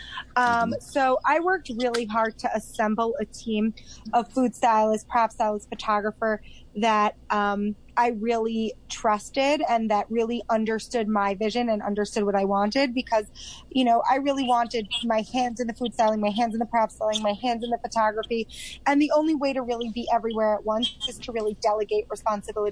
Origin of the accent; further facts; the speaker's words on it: Long Island, New York, United States; moved away as an adult; now in Israel; I grew up in New York, in Long Island